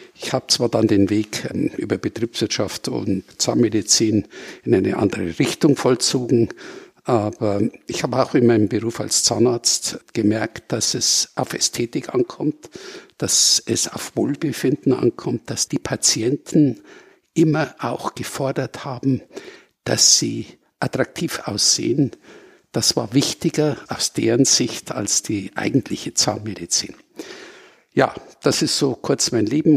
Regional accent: Munich, Bavaria, Germany; ich bin geborener Münchner

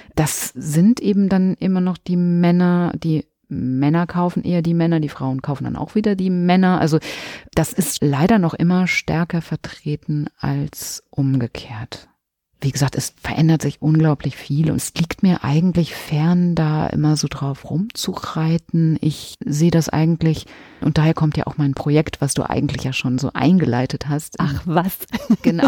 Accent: Minden, North Rhine-Westphalia, Germany; moved away as an adult; also born or lived in Münster / Hamburg / Barcelona; now in Cologne, Germany; Am 9.9.77 erblickte ich das Licht der Welt in Minden, Westfalen und da komme ich her, bin dort aufgewachsen

